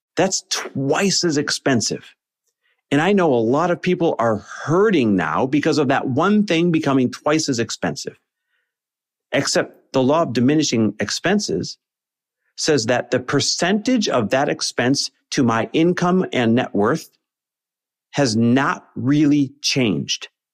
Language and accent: English; Green Bay, Wisconsin, United States; I grew up in Green Bay, Wisconsin